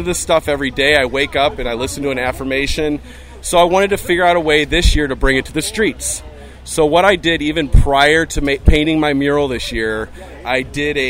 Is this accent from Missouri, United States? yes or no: yes; St. Louis, Missouri, United States; I'm from St. Louis, Missouri